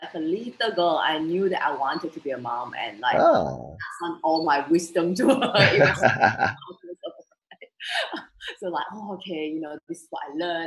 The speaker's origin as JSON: {"language": "English", "country": "Malaysia", "moved": "yes", "lives_now": "Singapore", "said": "I'm from Malaysia, so my siblings and my dad is still back in Malaysia."}